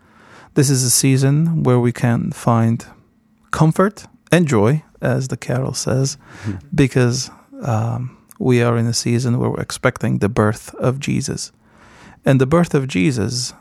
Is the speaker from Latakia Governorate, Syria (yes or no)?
yes; Kessab, Latakia Governorate, Syria; now in United States; I was born in Kesup, Syria, and Kesup, when I was growing up in Kesup in the 80s, was a village